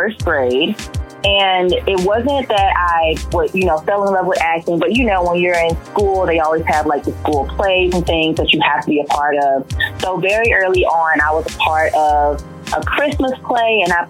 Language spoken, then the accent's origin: English; St. Francisville, Louisiana, United States; moved away; I grew up in St. Francisville, Louisiana. That's where my whole family is.